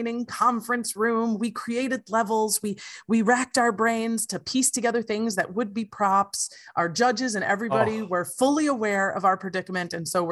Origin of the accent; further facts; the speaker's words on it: Wisconsin Rapids, Wisconsin, United States; we are driving from Wisconsin Rapids, Wisconsin